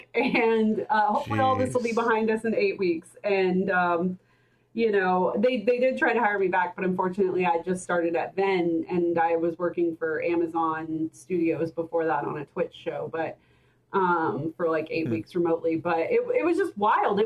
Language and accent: English; Oklahoma, United States; I'm from Oklahoma